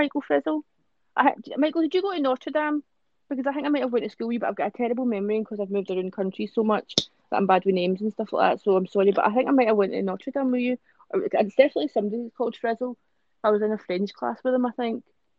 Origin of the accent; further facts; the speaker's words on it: Greenock, Scotland, United Kingdom; born there; also born or lived in United States / Australia; I was born here in Greenock, but then I moved to America for ages and Australia for ages.